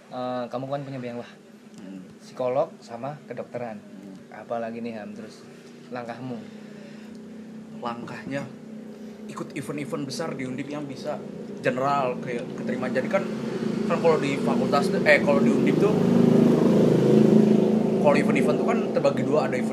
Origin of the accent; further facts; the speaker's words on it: Bandung, West Java, Indonesia; kalau saya sih dari Bandung aslinya tentunya